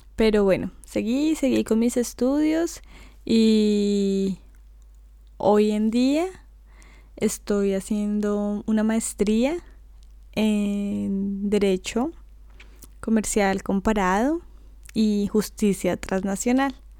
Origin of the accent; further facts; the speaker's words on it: Bogotá, Colombia; moved away as an adult; now in London, United Kingdom; yo nací en Bogotá, que es la capital de Colombia.